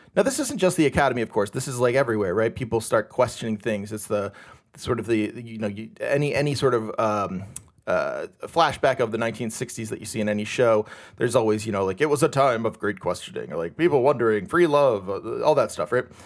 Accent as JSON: {"language": "English", "country": "United States"}